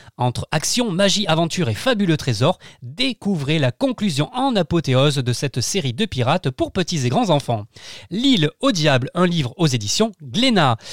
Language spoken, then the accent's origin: French; Arles, Provence-Alpes-Côte d'Azur, France; je suis né à Arles